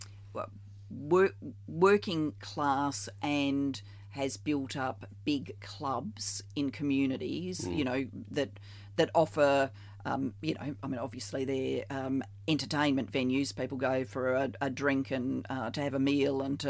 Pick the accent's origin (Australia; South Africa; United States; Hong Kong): Australia; South Australia; moved away as an adult; also born or lived in Barry, Wales / Victoria, Australia; I moved from South Australia to Victoria before the national competition